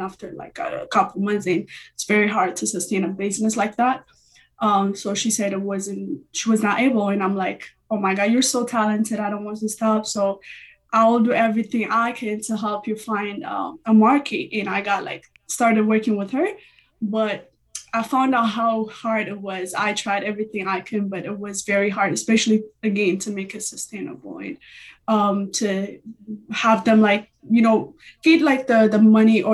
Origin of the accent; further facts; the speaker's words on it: Ethiopia; moved away as an adult; I'm originally from Ethiopia. I came here about 4 years.